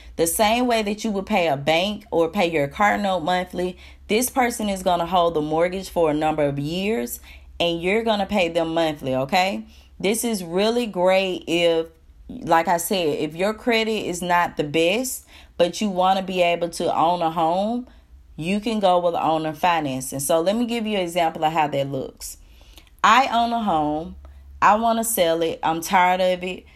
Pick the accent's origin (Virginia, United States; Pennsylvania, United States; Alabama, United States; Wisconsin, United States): Alabama, United States; I'm from Alabama.